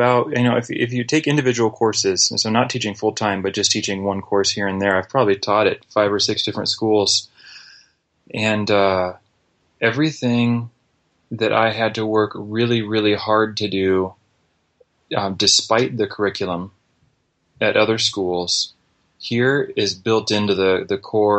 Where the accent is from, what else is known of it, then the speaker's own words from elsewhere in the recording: Brazil; also born or lived in United States; I was raised in Brazil, first grade through 12th grade, aside from a year or two and on furlough in the States.